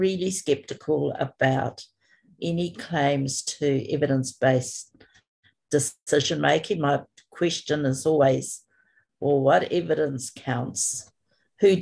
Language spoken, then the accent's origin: English; New Zealand; I'm from Aotearoa, New Zealand, and at the moment I'm coming to you from a place called Rotorua in the middle of the North Island.